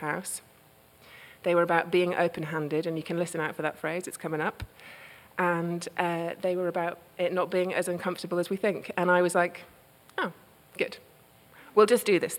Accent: United Kingdom; now in United States

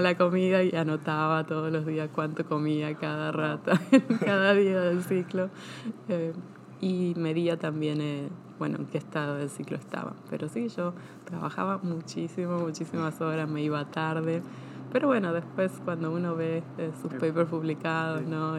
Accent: Argentina; moved away as an adult; also born or lived in Buenos Aires / Bahía Blanca, Buenos Aires Province / Pennsylvania, United States; now in Chapel Hill, United States; yo nací en Argentina y crecí eh, parte en Buenos Aires y parte en una ciudad que se llama Bahía Blanca

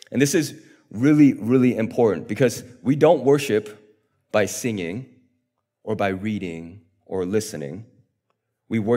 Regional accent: South Korea; born there; I was born in South Korea, and a few years ago, we got the opportunity to travel back to South Korea

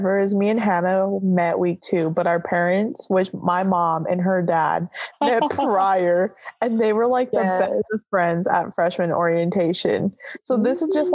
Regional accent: Central Valley, California, United States; I'm from the Central Valley

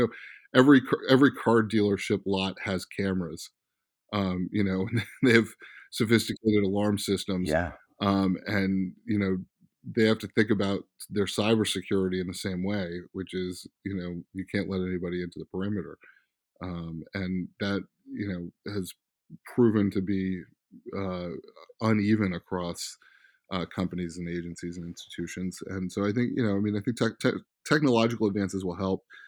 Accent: Silver Spring, Maryland, United States; also born or lived in Bethesda, Maryland; I grew up partially in Silver Spring, Maryland, partially in Bethesda, Maryland, particularly in Silver Spring.

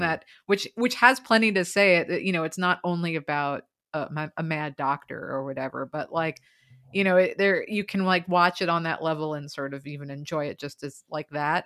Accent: United States; I'm American

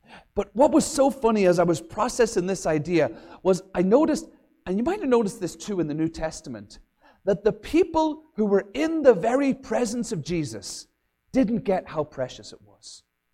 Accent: Ireland; also born or lived in England; now in Minnesota, United States; growing up in Ireland, and my dad had a fantastic capacity to never be able to keep a job, so we moved all over from Ireland and England

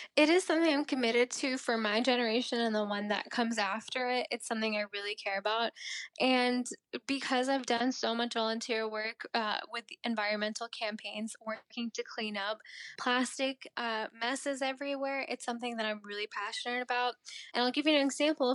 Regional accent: Maryland, United States; also born or lived in India; I am from Maryland

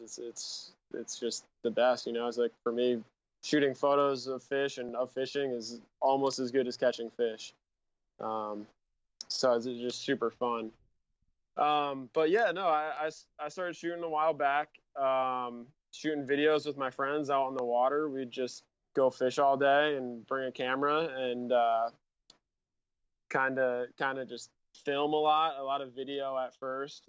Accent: Rhode Island, United States; moved away as an adult; now in San Diego, United States; I grew up in Rhode Island and started shooting there, and I grew up on a lake

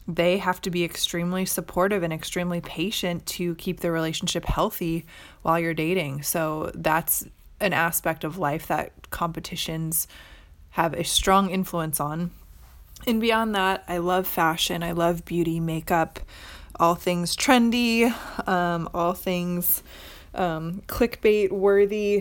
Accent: Midwest, United States; now in Orange County, California, United States; I currently live in Orange County, California, although I am originally from the Midwest.

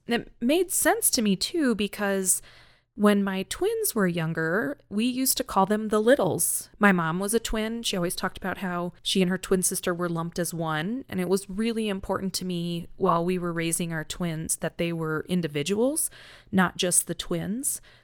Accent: North Carolina, United States; moved away as an adult; also born or lived in Minnesota; now in Colorado, United States; I'm originally from North Carolina.

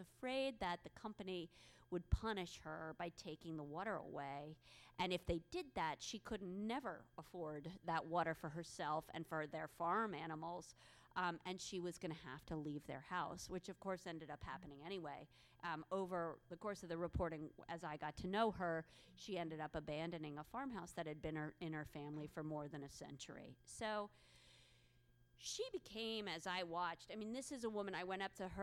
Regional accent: Philadelphia, Pennsylvania, United States; now in New York City, United States; I live in New York City, but I'm from Philadelphia

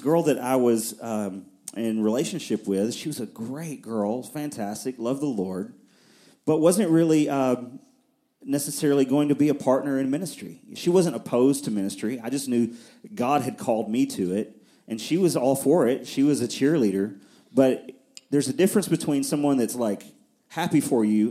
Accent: near Nashville, Middle Tennessee, United States; also born or lived in Fort Worth, Texas; I grew up here in Middle Tennessee, and not in Murfreesboro, but on the other side of Nashville

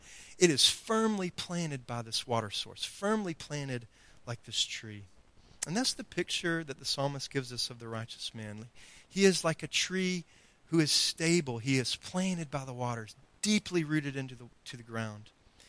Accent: Greenville, North Carolina, United States; We came from Greenville, North Carolina, and we had, you know, a nice little backyard, and there was a creek full of fish, by the way.

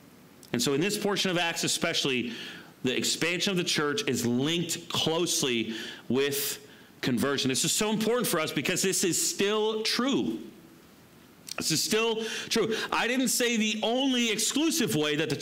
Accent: United States; I'm American

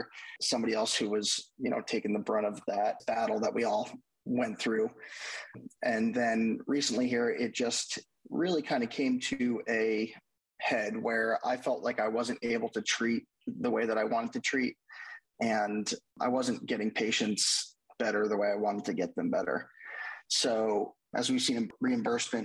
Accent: outside New York City, New Jersey, United States; moved away as an adult; also born or lived in Delaware; now in Nashville, United States; I grew up in the New York City area as well, kind of right outside, about 25 minutes in New Jersey

